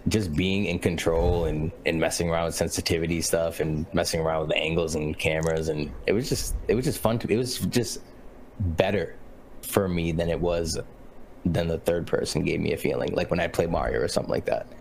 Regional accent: New Bedford, Massachusetts, United States; I am originally born and raised in New Bedford, Massachusetts, which is a small little whaler city on the East Coast

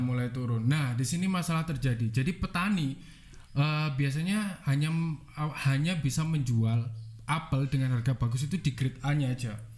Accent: Batu, East Java, Indonesia; saya sebenarnya asli dari Batu, lahir di kota Batu, orang tua juga asli dari Batu.

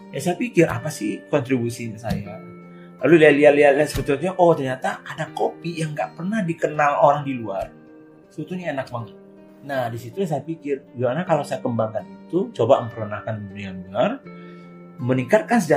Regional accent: Kerinci, Jambi, Indonesia; Karena saya melihat di kampung halaman saya di daerah Kerinci, Gunung Kerinci di Jambi.

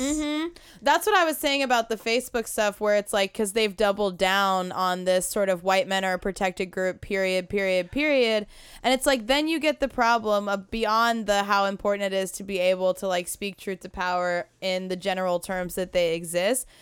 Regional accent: United States; we are American

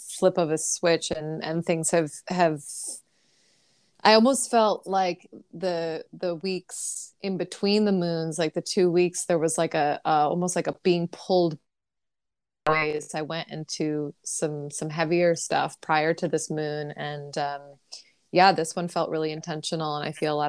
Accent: New York City, New York, United States; as a New Yorker

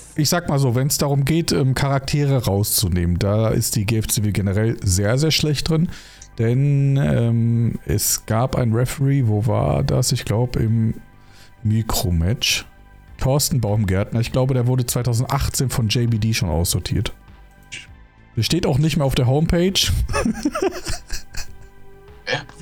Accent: Rhineland, Germany; moved away; Ich komme zwar ursprünglich aus dem Rheinland

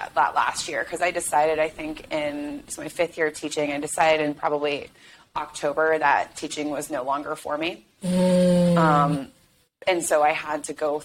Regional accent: Chicago, Illinois, United States; moved away as an adult; also born or lived in New England / Washington, D.C.; I grew up in Chicago, left for college, went to New England

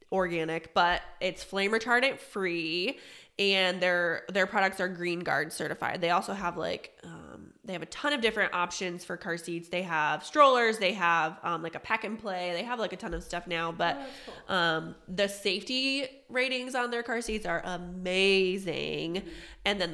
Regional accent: Pennsylvania, United States; moved away; I'm from Pennsylvania

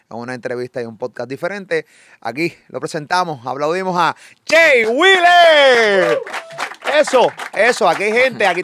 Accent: Puerto Rico; de Puerto Rico. Transmitimos acá desde San Juan, Puerto Rico.

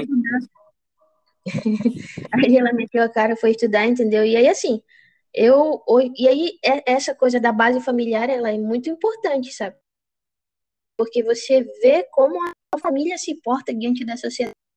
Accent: Juruti, Pará, Brazil; Sou de Juruti cidade

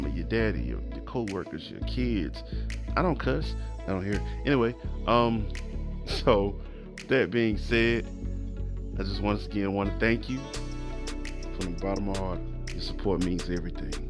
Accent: the South, United States; I'm from the South. I'm a Southern guy.

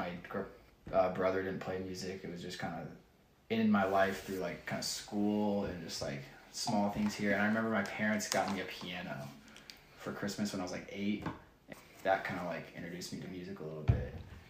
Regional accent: Northern Indiana, United States; moved away as an adult; now in Nashville, United States; Northern Indiana, just an hour north of Indianapolis.

